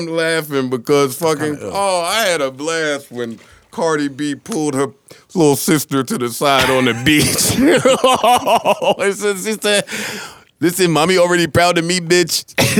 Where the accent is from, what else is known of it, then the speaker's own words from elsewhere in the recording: New Jersey, United States; I'm from New Jersey, and I'm 36.